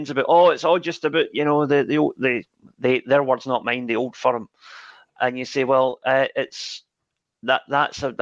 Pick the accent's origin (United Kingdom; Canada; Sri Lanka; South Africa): United Kingdom; Scotland; moved away as an adult; now in Nagano Prefecture, Japan; growing up in Scotland and watching Scottish football my entire life